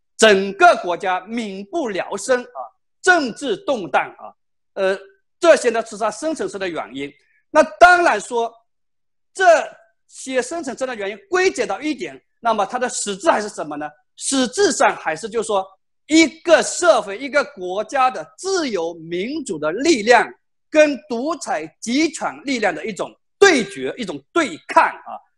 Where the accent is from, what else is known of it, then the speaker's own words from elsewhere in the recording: China; 我们中国的